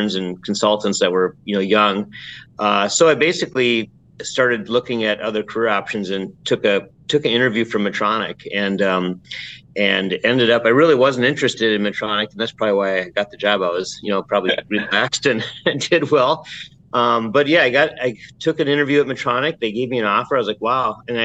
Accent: Alexandria, Minnesota, United States; I grew up in Minnesota, Alexandria, Minnesota

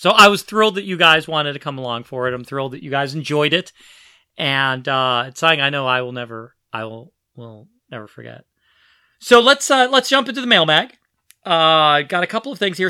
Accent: Philadelphia, Pennsylvania, United States; I grew up in Philadelphia, and we had a U H F channel

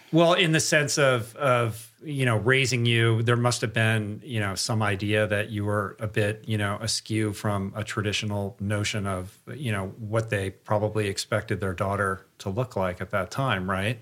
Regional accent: Michigan, United States; I'm, I'm from Michigan.

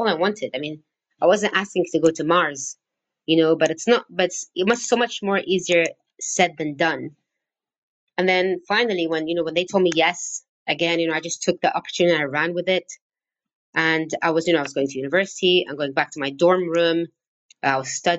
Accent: Syria; English is a second language; also born or lived in Cyprus; I wasn't born in Syria, and I stayed there for 18 years.

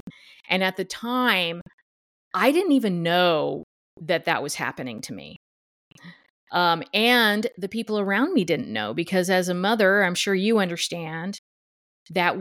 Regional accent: Duncanville, Texas, United States; moved away as an adult; also born or lived in Los Angeles, California; now in Bellingham, United States; I'm originally from Dallas, Duncanville, Texas, which is around Dallas area

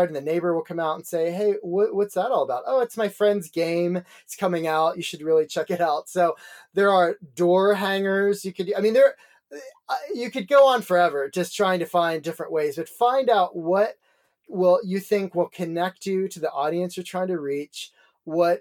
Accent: Dayton, Ohio, United States; in my hometown of Dayton

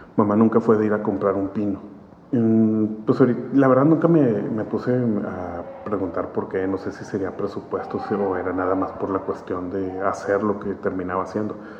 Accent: Monterrey, Nuevo León, Mexico; Yo nací en, en Monterrey, sí, nací aquí en Monterrey

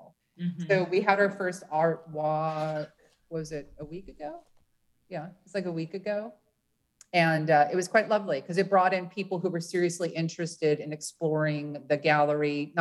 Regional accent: Los Angeles, California, United States; moved away as an adult; now in Seattle, United States; I'm from Los Angeles

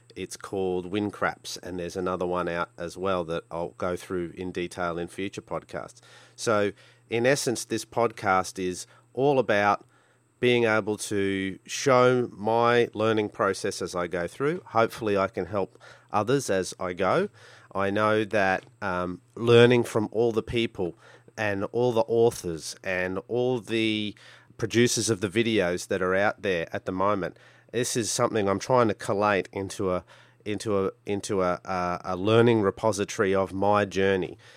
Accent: Brisbane, Queensland, Australia; I'm from Brisbane, Australia

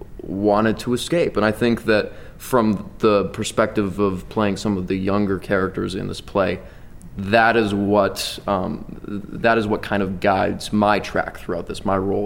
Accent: Yakima, Washington, United States; now in New York, United States; But as a young person growing up in Yakima, that can be it can feel at times like a trap. And I am now in New York for you know, similar reasons.

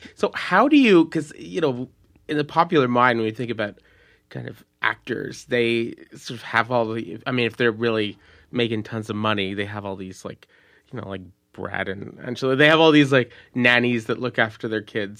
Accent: Montreal, Quebec, Canada; also born or lived in United States; I'm from, I'm from Montreal, and it's, it's different

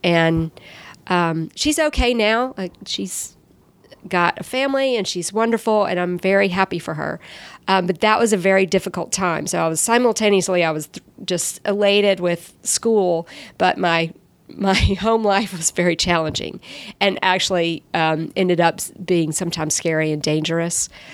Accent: Columbus, United States; now in Atlanta, United States; there weren't really great art classes when I was growing up in Columbus

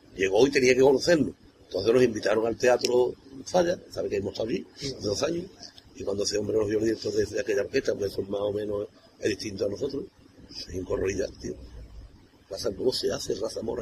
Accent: Cádiz, Andalusia, Spain; Yo soy Cádiz

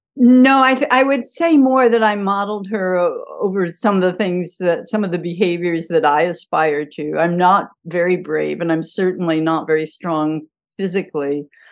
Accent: Kansas, United States; moved away as an adult; now in Chicago, United States; I grew up in Kansas and I went to the University of Kansas

